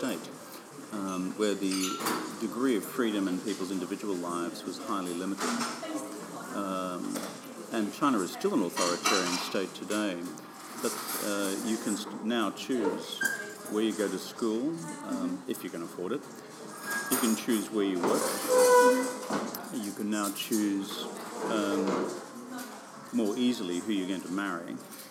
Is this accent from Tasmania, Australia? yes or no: no; rural Queensland, Australia; I really enjoyed growing up in the Queensland country.